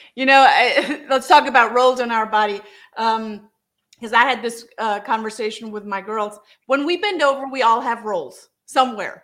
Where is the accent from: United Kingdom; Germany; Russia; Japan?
Germany; now in United States; I'm from Germany